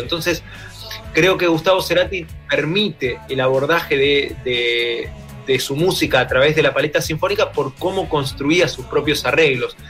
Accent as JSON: {"language": "Spanish", "country": "Argentina", "said": "somos cuatro instrumentistas de Argentina"}